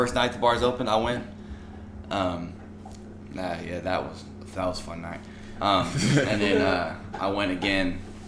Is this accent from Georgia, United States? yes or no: no; College Station, Texas, United States; born or raised there; moved away as an adult; now in Austin, United States